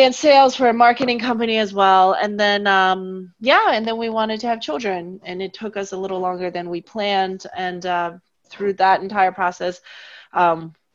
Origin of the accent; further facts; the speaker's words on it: D.C., District of Columbia, United States; moved away as an adult; also born or lived in China / New York; now in Germany; I was raised near Washington, D.C.